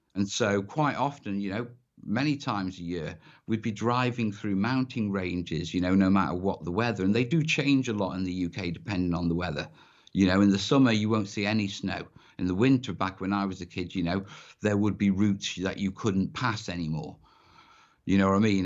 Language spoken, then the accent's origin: English; North Wales, United Kingdom; I grew up in North Wales